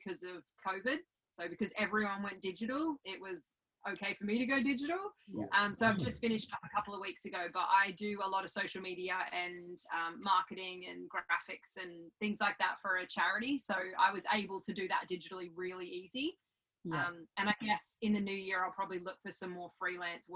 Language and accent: English; Australia; I left 2 weeks after high school and I came home 13 years later